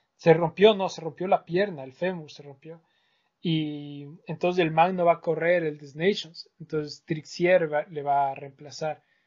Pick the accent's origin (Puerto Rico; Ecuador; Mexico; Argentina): Ecuador; nosotros de Ecuador